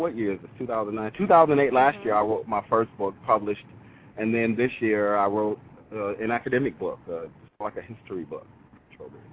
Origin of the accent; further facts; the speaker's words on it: Detroit, Michigan, United States; born and raised in Detroit